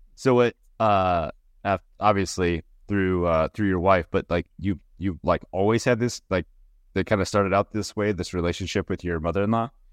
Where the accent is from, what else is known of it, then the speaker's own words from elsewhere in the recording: Minnesota, United States; now in Pacific Northwest, United States; we're from Minnesota